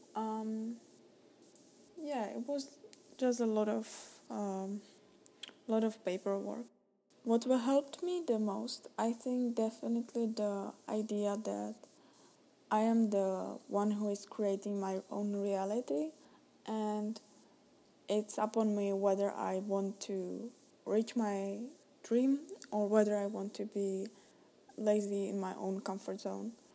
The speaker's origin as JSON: {"language": "English", "country": "Czechia", "moved": "as an adult", "lives_now": "United States", "said": "I'm Czech, I'm Czech, I'm from Czech Republic"}